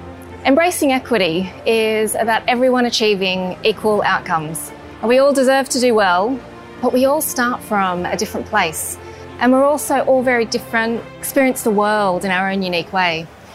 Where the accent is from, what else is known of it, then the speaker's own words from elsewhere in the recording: Australia; my experience as a minority, a female born and raised in Australia of Chinese background